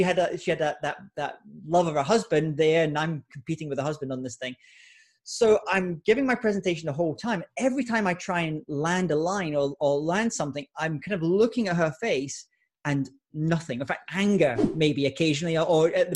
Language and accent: English; Scotland, United Kingdom; I was giving a lot of speeches in my home country of Scotland in the UK